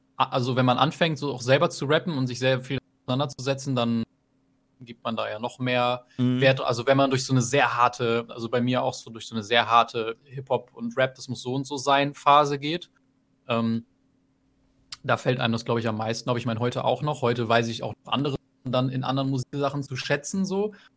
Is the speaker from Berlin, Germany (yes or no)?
no; near Meppen, Lower Saxony, Germany; ich komme aus der Nähe, ich komme aus der Nähe von Meppen